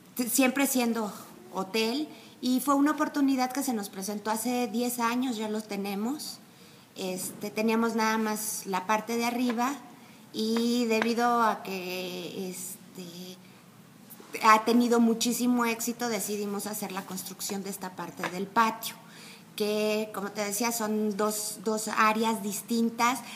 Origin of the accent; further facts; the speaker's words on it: Mexico City, Mexico; moved away as an adult; now in San Miguel de Allende, Mexico; yo soy del DF, llevo ya 10 años viviendo aquí y ya me considero más sanmiguelense que chilanga